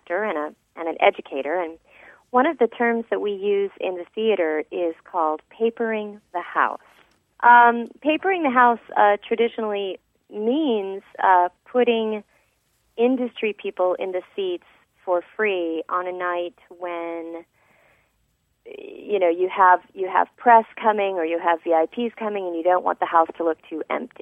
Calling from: Coronado, California, United States; I'm calling from Coronado in California

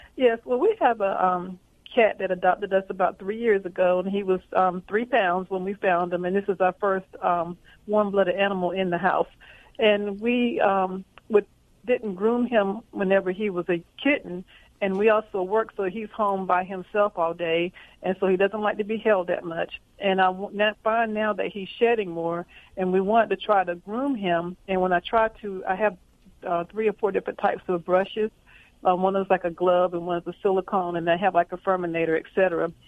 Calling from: Fayetteville, North Carolina, United States; accent: Southern; I'm calling from Fayetteville, North Carolina, right outside of Fort Bragg

